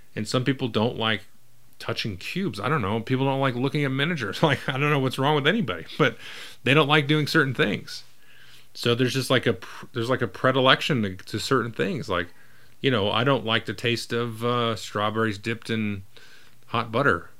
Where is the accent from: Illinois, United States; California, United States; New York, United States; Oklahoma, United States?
California, United States; I grew up in California